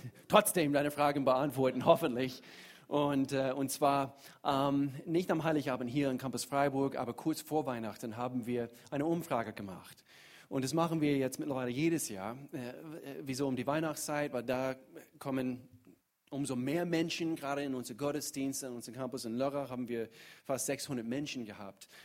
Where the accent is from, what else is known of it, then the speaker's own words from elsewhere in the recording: United States; German is a second language; now in Germany; ich komme aus den Staaten